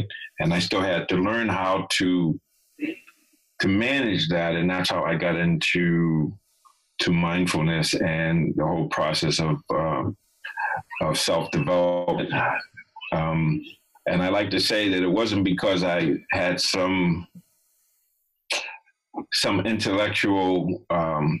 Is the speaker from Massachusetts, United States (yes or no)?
yes; Boston, Massachusetts, United States; I grew up in Boston and lived in Boston when I got clean